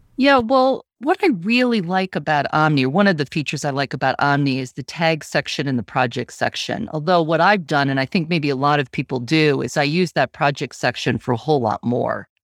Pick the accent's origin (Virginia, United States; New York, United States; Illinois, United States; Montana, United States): New York, United States; Syracuse; also born or lived in Vermont; now in Portland, Maine, United States; I'm originally from Syracuse.